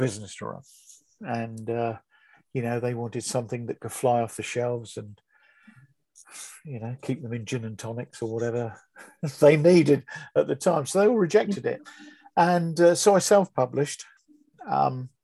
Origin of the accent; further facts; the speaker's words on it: Bedford, East of England, United Kingdom; moved away as an adult; also born or lived in Milton Keynes / Northampton / Wellingborough; now in Burton Latimer, United Kingdom; I was brought up in Bedford. That was my hometown